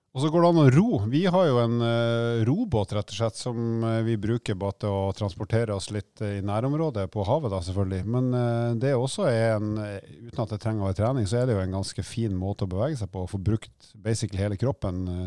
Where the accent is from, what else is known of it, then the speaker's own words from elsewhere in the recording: Bodø, Nordland, Norway; moved away; jeg kommer fra Nord-Norge